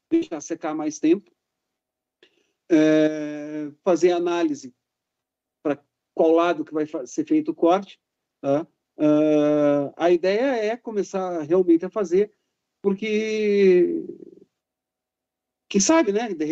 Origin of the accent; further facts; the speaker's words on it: Caxias do Sul, Rio Grande do Sul, Brazil; Eu sou de Caxias do Sul, pô.